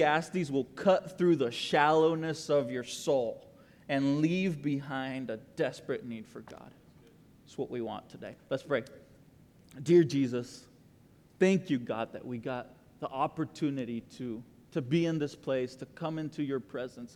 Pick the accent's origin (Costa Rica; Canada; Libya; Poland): Costa Rica; now in Texas, United States; I am the guy from Costa Rica that moved to Texas